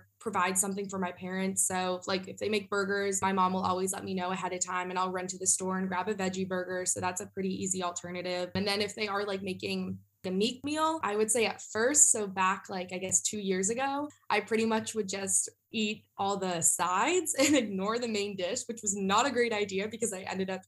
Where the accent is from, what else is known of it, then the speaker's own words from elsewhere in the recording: Northern Virginia, United States; moved away as an adult; now in South Carolina, United States; I'm from Northern Virginia